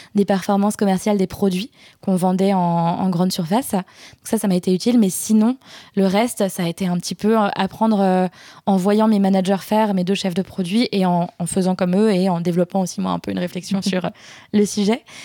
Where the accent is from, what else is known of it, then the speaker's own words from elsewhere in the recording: Alsace, Grand Est, France; Je suis alsacienne